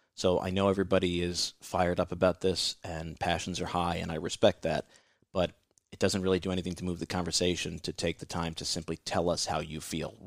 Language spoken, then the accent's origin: English; New York City, New York, United States; here in my hometown in New York City